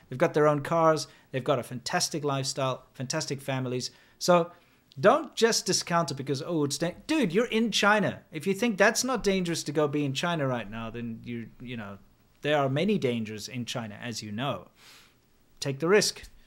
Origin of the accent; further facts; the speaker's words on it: South Africa; I'm South African.